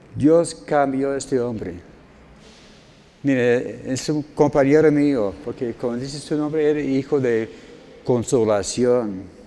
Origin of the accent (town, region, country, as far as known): United States; born or raised there; Spanish is a second language; moved away as an adult; now in Mexico